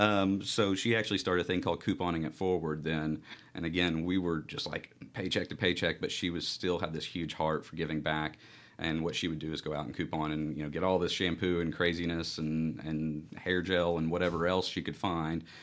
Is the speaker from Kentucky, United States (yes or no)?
yes; Central Kentucky, United States; I'm from Central Kentucky